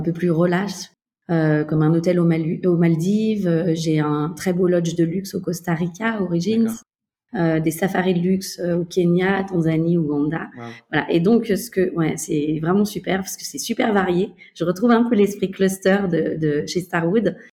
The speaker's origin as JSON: {"language": "French", "area": "Beaujolais", "region": "Auvergne-Rhône-Alpes", "country": "France", "tie": "born or raised there", "also_born_or_lived": "Mexico / Barcelona / Paris", "moved": "as an adult", "said": "même si je suis française, j'ai grandi dans le Beaujolais."}